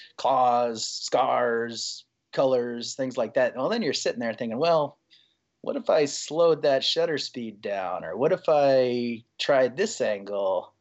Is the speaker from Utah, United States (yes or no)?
no; Iowa, United States; I grew up in Iowa, of all places, right, right in the middle of Iowa